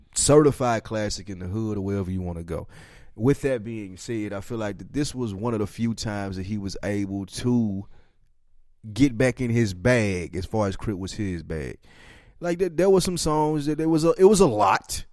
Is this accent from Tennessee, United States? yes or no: yes; Nashville, Tennessee, United States; we are from Nashville, Tennessee